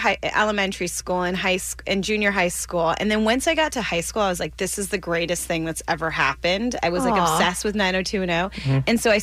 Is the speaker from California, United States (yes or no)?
yes; Calabasas, California, United States; We grew up in Calabasas